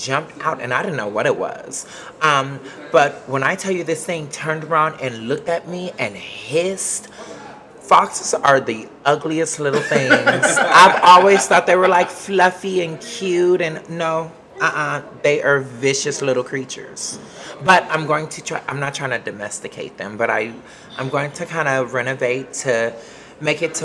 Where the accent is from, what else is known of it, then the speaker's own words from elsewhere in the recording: Los Angeles, California, United States; moved away as an adult; now in Temple, United States; I'm from Hollywood, California